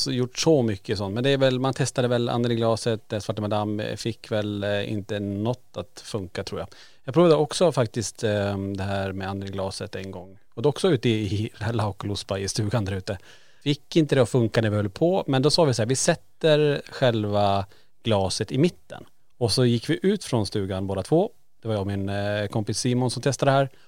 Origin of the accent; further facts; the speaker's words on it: Kiruna, Norrbotten County, Sweden; det var ju en central punkt i Kiruna, en, en som låg på Lombolområdet där vi är uppvuxna.